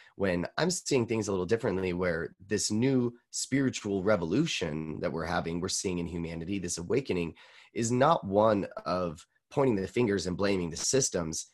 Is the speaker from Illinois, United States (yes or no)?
no; Boise, Idaho, United States